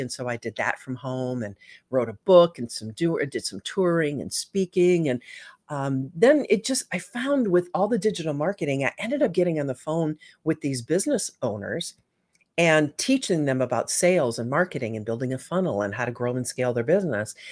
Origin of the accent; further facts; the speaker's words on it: Michigan, United States; I grew up in Michigan